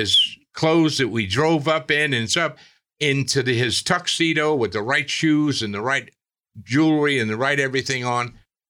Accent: New York, United States; I was born 9943 in Lower Manhattan.

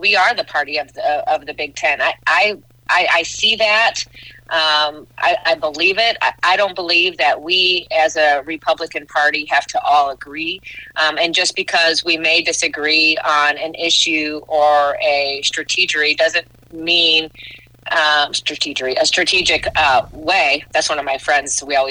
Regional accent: Savannah, Illinois, United States; my hometown of Savannah, Illinois

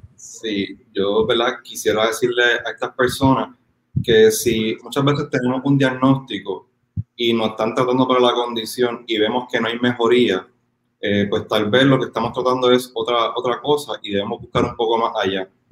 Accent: Puerto Rico; somos una isla

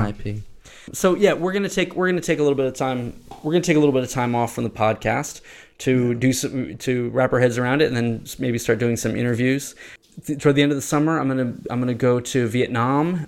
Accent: United States; now in Thailand; we're all American

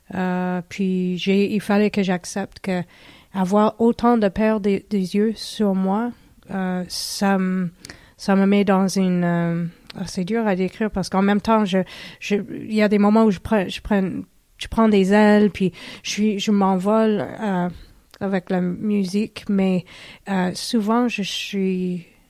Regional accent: Harriston, Ontario, Canada; moved away; je viens de l'Ontario, euh, c'était dans une toute petite ville qui s'appelait Harriston. Euh, en Ontario

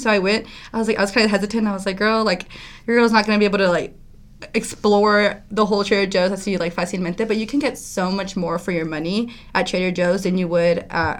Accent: Puebla, Mexico; And I'm from Puebla, so we're known for, like, our mole. And so I'm like, I cannot let this down.

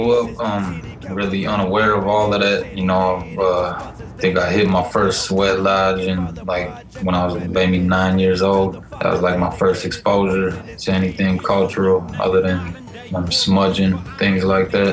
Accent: Minneapolis, Minnesota, United States; born and raised in South Minneapolis

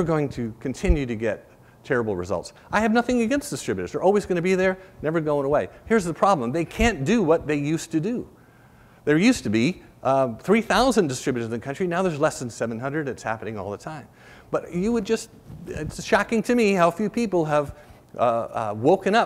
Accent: Rhode Island, United States; I grew up in Rhode Island

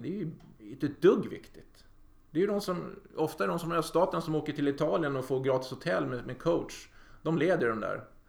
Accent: Sweden

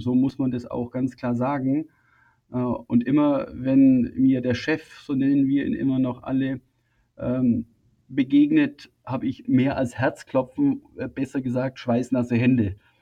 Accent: Füssen, Bavaria, Germany; ich bin 1968 in Füssen geboren

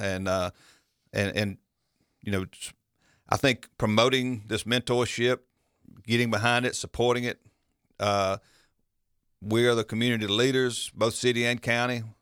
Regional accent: Milledgeville, Georgia, United States; I grew up here in Millersville

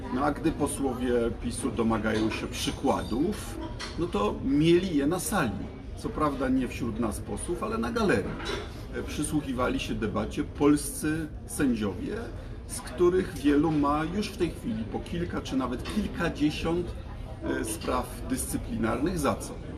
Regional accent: Poland

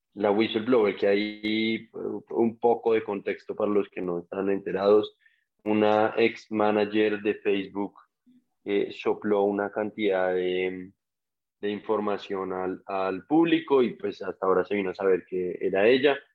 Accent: Colombia; como colombianos

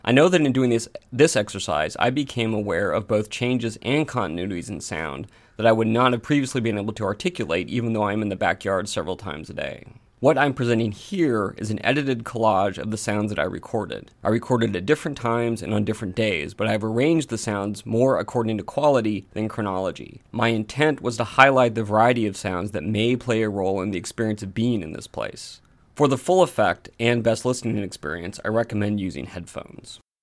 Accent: Portland, Oregon, United States; when I was growing up in Portland, Oregon, in the United States

